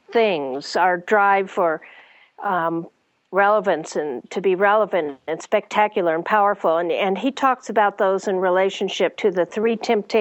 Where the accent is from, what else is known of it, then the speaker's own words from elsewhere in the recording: United States; having grown up, particularly as a Westerner, as an American